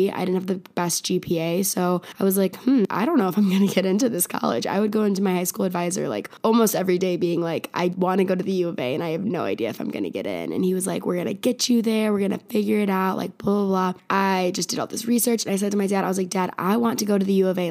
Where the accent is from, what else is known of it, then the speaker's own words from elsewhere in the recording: Naperville, Illinois, United States; moved away as an adult; also born or lived in Chicago, Illinois; now in Tucson, United States; I grew up in a suburb of Chicago named Naperville, went to high school in Naperville